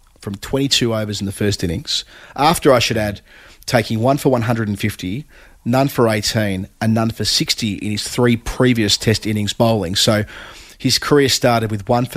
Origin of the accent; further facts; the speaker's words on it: Australia; as Australian kids growing up